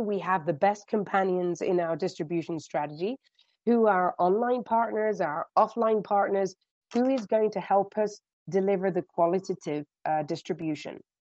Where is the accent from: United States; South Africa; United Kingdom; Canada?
United Kingdom; accent: British; moved away as an adult; now in Spain; as you can gather from my accent, um, I started off in the UK.